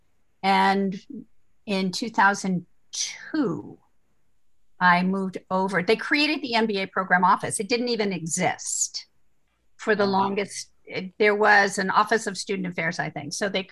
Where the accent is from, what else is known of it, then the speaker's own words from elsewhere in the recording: Riverside, Connecticut, United States; moved away as an adult; also born or lived in upstate New York / Philadelphia; I grew up in Riverside, Connecticut, which I found out earlier is the home of Jake and Ashley.